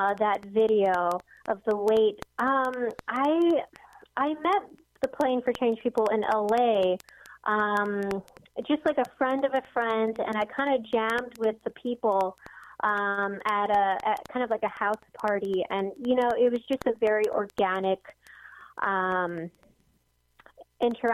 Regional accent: Hawaii, United States; we're all from Hawaii, so we kind of have that connection.

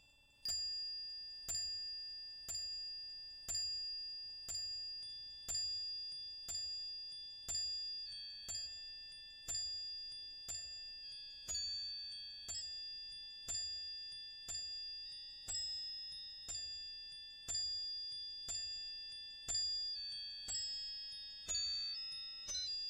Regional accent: Mendoza, Argentina; now in Canada; I'm from Argentina, from Mendoza

